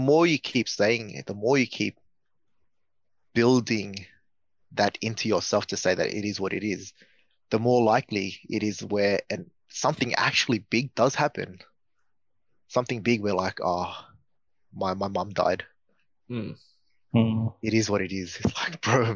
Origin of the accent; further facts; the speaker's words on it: Australia; we're all from Australia